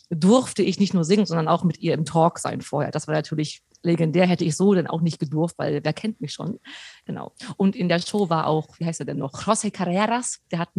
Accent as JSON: {"language": "German", "region": "Hamburg", "country": "Germany", "said": "Ich so aus Hamburg"}